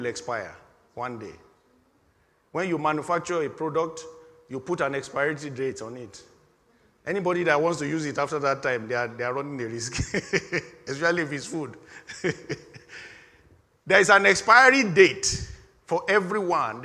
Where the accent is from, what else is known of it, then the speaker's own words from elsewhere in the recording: Nigeria; moved away; In my home country, in the year 1983, we had, for the first time, things have happened in, this is Nigeria now